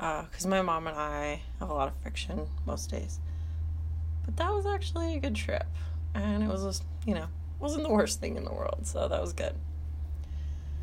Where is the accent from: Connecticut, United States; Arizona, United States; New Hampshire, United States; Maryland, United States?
Arizona, United States; Phoenix; moved away as an adult; also born or lived in Medford, Massachusetts / Arlington, Massachusetts; now in Massachusetts, United States; I grew up in Phoenix, Arizona, and I moved to the Boston area in 2009